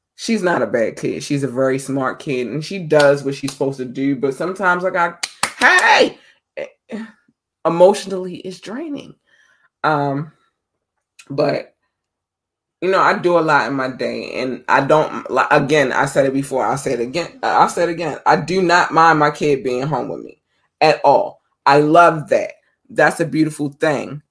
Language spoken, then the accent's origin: English; Baltimore, Maryland, United States; Baltimore is my hometown